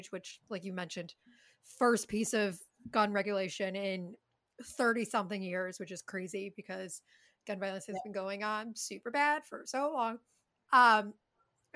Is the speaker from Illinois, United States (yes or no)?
yes; Chicago, Illinois, United States; I'm from Chicago